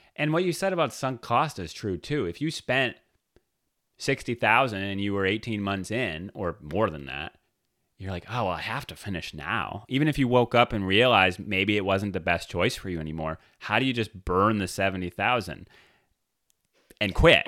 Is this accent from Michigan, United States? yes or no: yes; Detroit, Michigan, United States; I grew up in the Detroit area